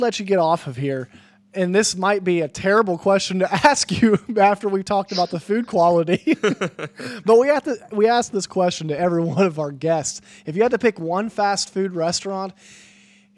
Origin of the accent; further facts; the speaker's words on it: West Virginia, United States; we're actually from West Virginia